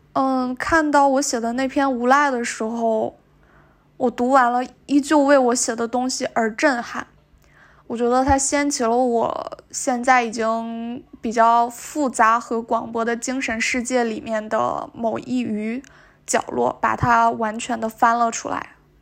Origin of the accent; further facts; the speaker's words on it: Northeast China, China; 我作为一个东北人